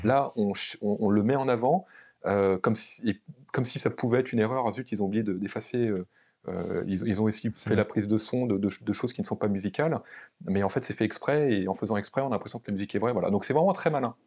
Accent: France; on est, des Occidentaux, on est des, Français

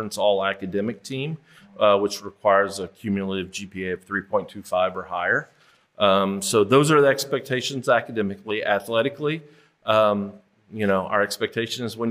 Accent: Kansas City, United States; moved away as an adult; now in Memphis, United States; I grew up in Kansas City

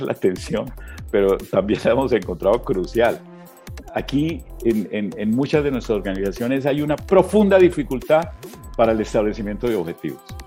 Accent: Colombia

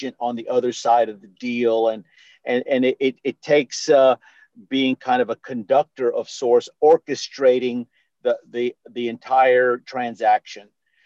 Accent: New Orleans, Louisiana, United States; moved away as an adult; now in Houston, United States; I'm born and raised in New Orleans, but I got to Texas, and specifically Houston, Texas, as quickly as I could.

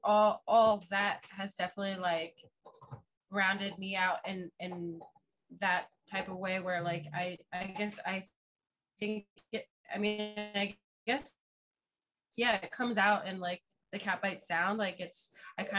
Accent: Fort Lauderdale, Florida, United States; also born or lived in Orlando; I'm originally from Fort Lauderdale

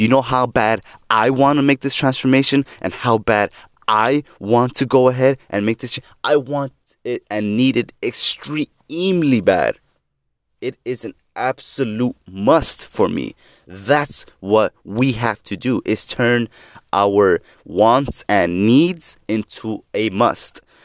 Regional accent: Lynwood, California, United States; now in South Gate, United States; I was born on October twentieth, nineteen ninety-seven in Linwood, California. Currently reside in Southgate, California

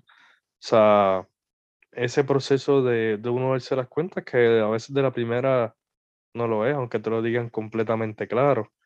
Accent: Puerto Rico; artistas puertorriqueños

